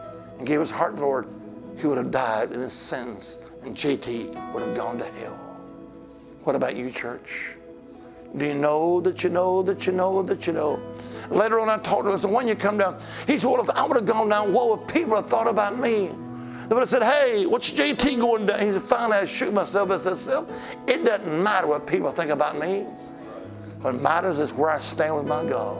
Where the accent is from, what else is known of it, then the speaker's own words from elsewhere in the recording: Alabama, United States; now in Virginia, United States; I'm originally from Alabama, the Holy Land